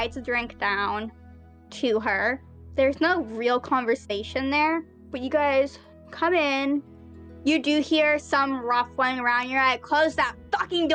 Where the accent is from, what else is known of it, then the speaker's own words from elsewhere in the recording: United States; I'm American